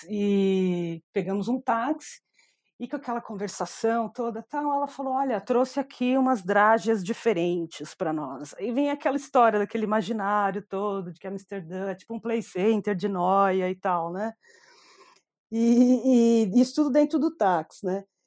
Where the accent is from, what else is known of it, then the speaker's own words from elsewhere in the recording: São Paulo, Brazil; accent: paulistanês; moved away as an adult; also born or lived in Brasília; now in Lisbon, Portugal; sou paulistana do Bexiga, italianoide